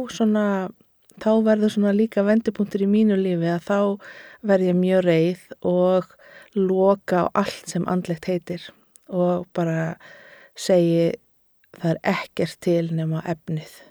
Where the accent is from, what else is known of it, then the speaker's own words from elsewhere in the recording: Garðabær, Capital Region, Iceland; ég elst upp í Garðabænum